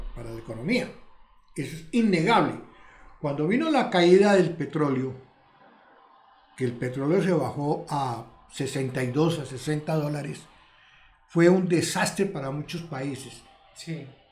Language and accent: Spanish; Bogotá, Colombia; Yo soy bogotano.